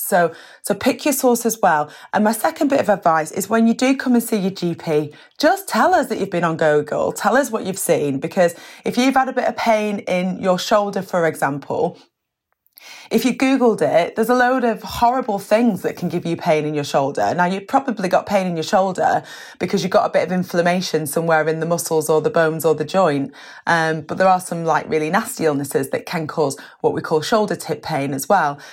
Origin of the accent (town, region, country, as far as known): United Kingdom